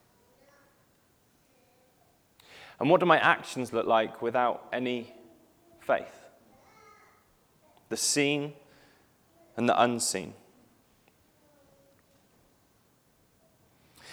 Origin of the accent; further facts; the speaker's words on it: Cheddar, South West England, United Kingdom; I spent time growing up in Cheddar